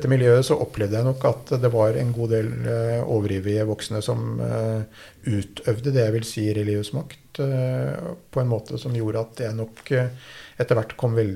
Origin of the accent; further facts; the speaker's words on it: Drammen, Buskerud, Norway; jeg vokste opp, i Drammen. Ja. Vokste opp ikke så langt herfra. Jeg er døpt uh, i Drømsø kirke.